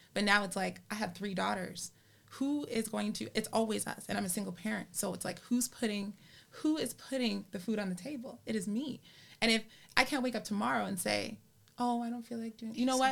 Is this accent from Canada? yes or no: yes; Canada; I'm a Canadian and I was born in Canada